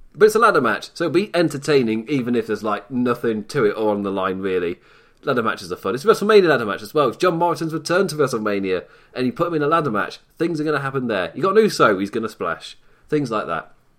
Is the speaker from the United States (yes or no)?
no; England, United Kingdom; as an English, from an English perspective